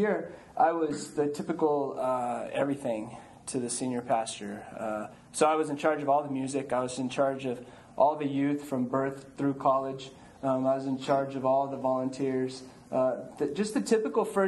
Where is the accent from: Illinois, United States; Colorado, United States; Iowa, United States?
Colorado, United States; moved away as an adult; also born or lived in Houston; I grew up in Colorado